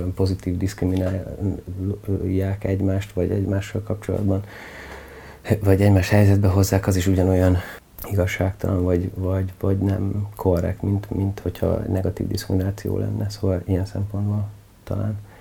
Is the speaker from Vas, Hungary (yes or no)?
no; Budapest, Hungary; Hát ilyen klasszik kertvárosi környezetben nőttem fel